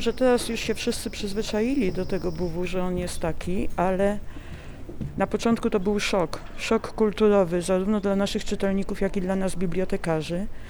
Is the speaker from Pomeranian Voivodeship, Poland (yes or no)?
no; Warsaw, Masovian Voivodeship, Poland; Ja jestem warszawianką z dziada pradziada i pamiętam wycieczki po Warszawie z moją babcią